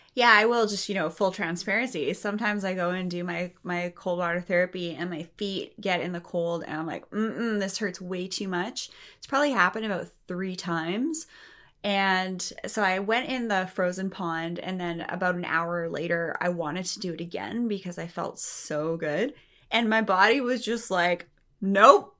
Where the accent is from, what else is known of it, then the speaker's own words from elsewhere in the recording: Canada; I'm from Canada